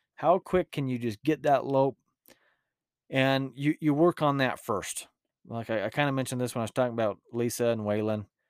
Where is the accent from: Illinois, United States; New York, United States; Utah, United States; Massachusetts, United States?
Utah, United States; accent: rural Utah; my rural Utah accent